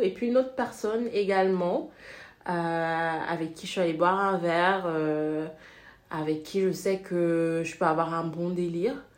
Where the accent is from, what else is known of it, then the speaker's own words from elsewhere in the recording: Senegal; also born or lived in France; now in Netherlands; je suis née et j'ai grandi au Sénégal